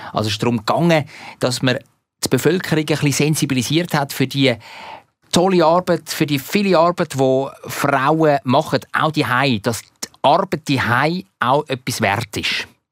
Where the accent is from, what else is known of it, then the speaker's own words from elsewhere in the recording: Zurich, Switzerland; als Zürcher